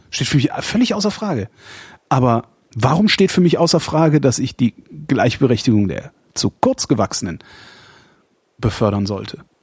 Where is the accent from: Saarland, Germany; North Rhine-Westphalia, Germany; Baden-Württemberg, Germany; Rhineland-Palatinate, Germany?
North Rhine-Westphalia, Germany; Erftstadt; von da, wo ich groß geworden bin, nämlich Erftstadt